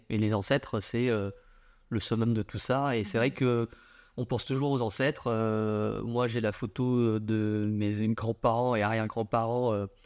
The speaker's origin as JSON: {"language": "French", "country": "Vietnam", "said": "Alors je dis pas ça parce que je suis vietnamien, mais parce qu'il y a une sorte de liberté là-bas."}